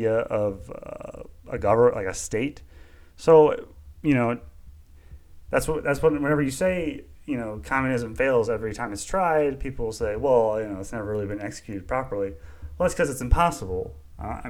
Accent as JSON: {"language": "English", "country": "United States", "said": "as an American"}